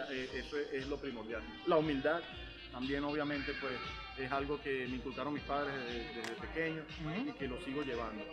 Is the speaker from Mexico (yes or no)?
no; Venezuela; moved away; also born or lived in New York, United States; yo crecí en la pelota de invierno este, en Venezuela. Uno como latino